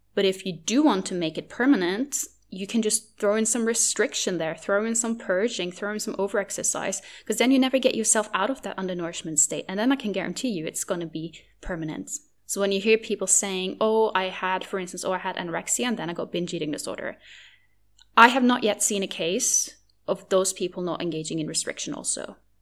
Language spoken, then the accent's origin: English; Norway; first language Norwegian; English is a second language; my native language, which is, which is Norwegian